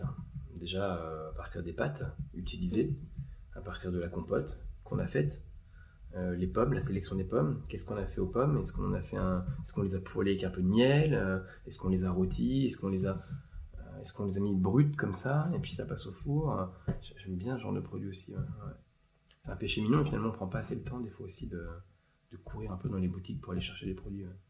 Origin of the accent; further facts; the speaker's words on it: Eure-et-Loir, Centre-Val de Loire, France; je viens de l'Eure-et-Loire